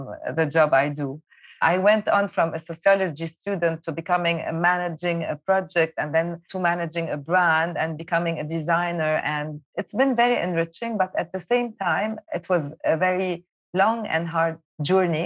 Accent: Beirut, Beirut Governorate, Lebanon; I was born in Beirut and I was raised during the Civil War.

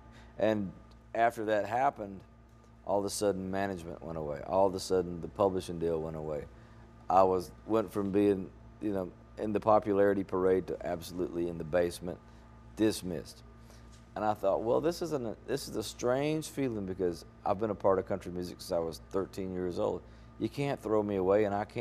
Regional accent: Mississippi, United States; moved away

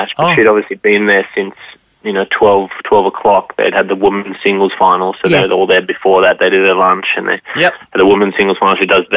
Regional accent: Australia; being an Aussie

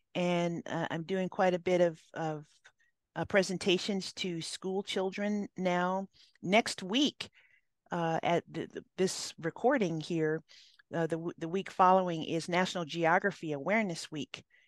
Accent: Hawaii, United States; now in California, United States; I grew up in Hawaii

